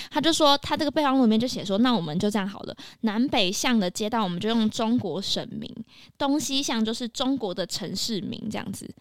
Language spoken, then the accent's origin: Chinese; Taipei, Taiwan; 我自己在台北长大